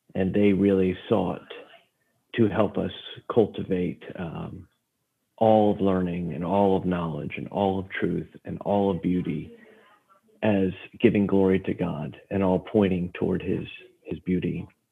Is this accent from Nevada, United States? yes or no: no; Stafford County, Virginia, United States; now in Norfolk, United States; I was raised in Stafford County, Virginia